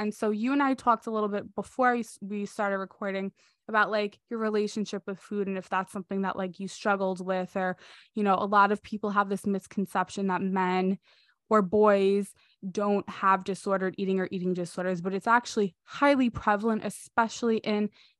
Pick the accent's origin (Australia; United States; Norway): United States; New York; I'm from New York. We have different pizza.